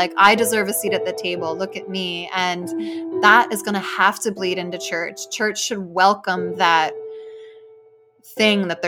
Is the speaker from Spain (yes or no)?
yes; Spain; English is a second language; I grew up back in Spain, also in a very religious Catholic environment.